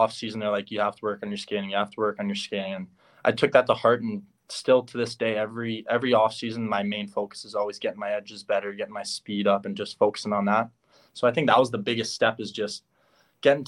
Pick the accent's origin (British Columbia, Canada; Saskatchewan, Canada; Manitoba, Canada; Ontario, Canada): Manitoba, Canada; Winnipeg; I'm originally from Winnipeg.